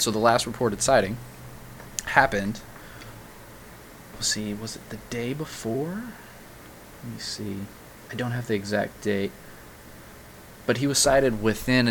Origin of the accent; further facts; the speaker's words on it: Kentucky, United States; moved away; I'm originally from Kentucky